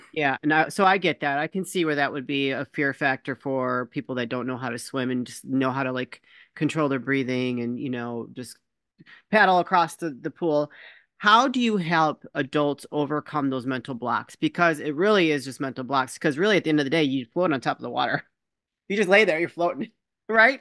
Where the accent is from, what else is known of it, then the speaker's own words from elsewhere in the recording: Chicago, Illinois, United States; also born or lived in Michigan; I was born here in the Chicago area. We moved to Michigan for a short period